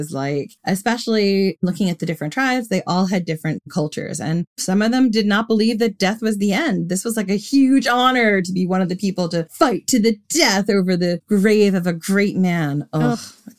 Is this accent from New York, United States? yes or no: yes; Long Island, New York, United States; accent: mixed; now in London, United Kingdom; In case you didn't know, I come from Long Island and I've lived in London for a long time. So my accent is all over the place.